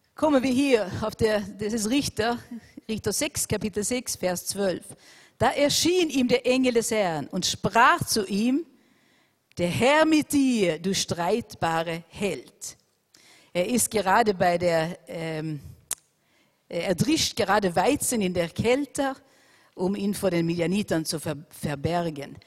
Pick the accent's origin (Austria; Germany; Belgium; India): Austria; unser wunderschönes Land Österreich